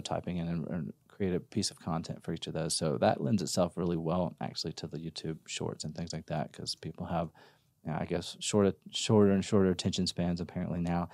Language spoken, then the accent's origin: English; Mississippi, United States; moved away as an adult; now in Austin, United States; I'm originally from Mississippi